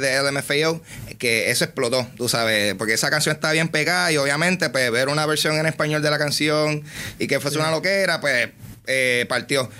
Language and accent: Spanish; Carolina, Puerto Rico; soy de Carolina